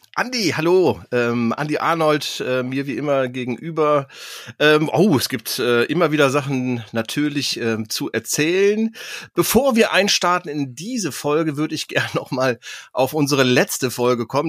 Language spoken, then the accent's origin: German; Cologne, North Rhine-Westphalia, Germany; wo ich mich als äh, Kölner auch ganz wohl fühle.